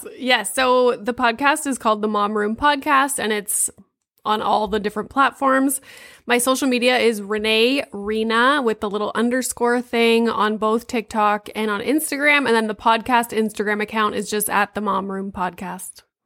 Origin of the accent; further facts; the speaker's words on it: Sudbury, Ontario, Canada; I'm from Sudbury, so, like, up there.